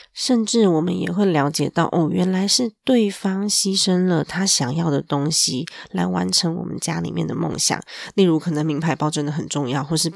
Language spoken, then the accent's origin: Chinese; Taiwan; 我们台湾人的 ，嗯，文化吧，成长背景下